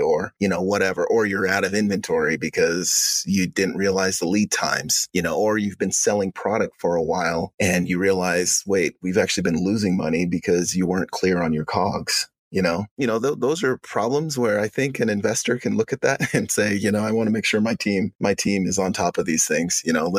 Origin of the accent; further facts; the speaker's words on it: Uganda; now in United States; so I'm from Uganda originally. I'm an African American.